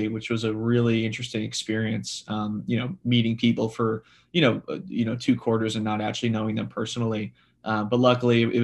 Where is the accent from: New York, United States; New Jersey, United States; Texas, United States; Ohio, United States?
New Jersey, United States; I'm from New Jersey.